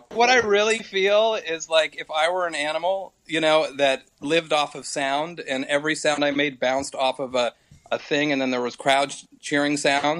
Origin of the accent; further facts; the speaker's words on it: United States; I'm from America. I'm in San Diego.